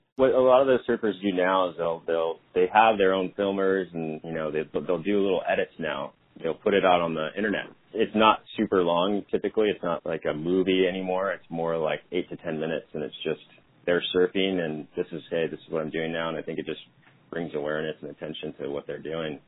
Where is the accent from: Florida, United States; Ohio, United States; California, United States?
California, United States; I grew up in California playing ice hockey